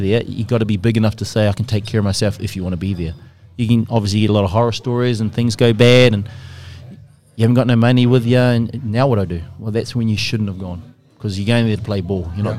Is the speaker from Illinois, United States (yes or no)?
no; Wisconsin, United States; it was in Eau Claire, and we're from Wisconsin, so we were like, we were the world champs that night.